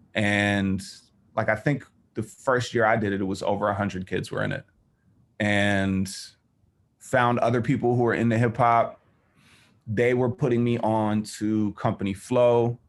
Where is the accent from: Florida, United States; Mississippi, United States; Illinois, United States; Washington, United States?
Illinois, United States; River Forest; also born or lived in Chicago; I was born in Chicago, but I was raised in the suburb of Chicago called River Forest